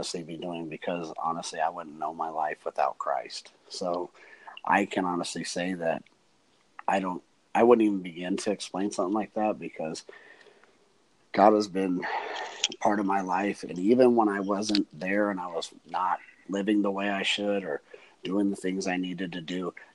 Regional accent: Denver, Colorado, United States; I grew up in Denver.

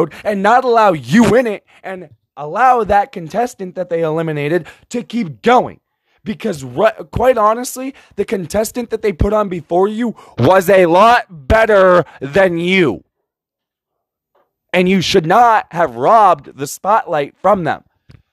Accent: United States; we as American citizens

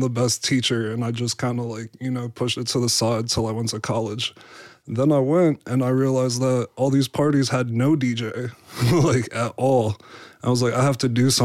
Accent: New York City, New York, United States; also born or lived in Staten Island; now in Pittsburgh, United States; I'm from Canarsie, and then we ended up moving to Staten Island as well.

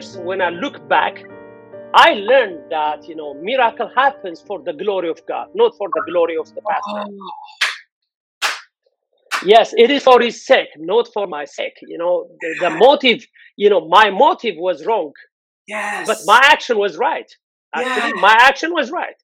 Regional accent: Addis Ababa, Ethiopia; moved away; born and raised in Addis

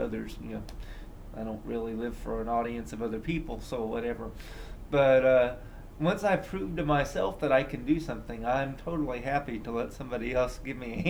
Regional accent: Indiana, United States; I grew up in Indiana

